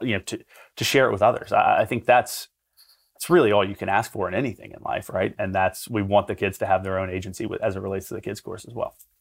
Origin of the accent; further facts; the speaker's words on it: Aiken, South Carolina, United States; moved away as an adult; also born or lived in Atlanta, Georgia; in Aiken, which is my hometown